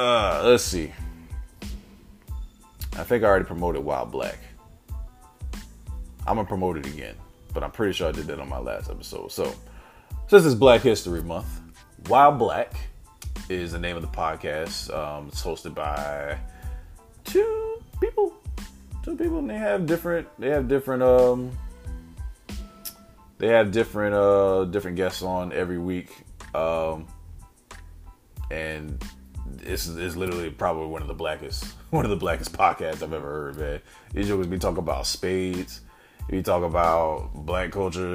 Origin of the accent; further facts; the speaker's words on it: South Carolina, United States; South Carolina, my home state